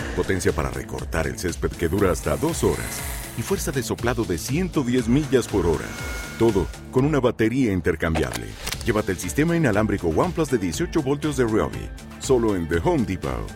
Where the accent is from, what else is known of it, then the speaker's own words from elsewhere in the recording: San Luis Potosí, Mexico; now in Houston, United States; Me discrimina el marciano por ser de San Luis.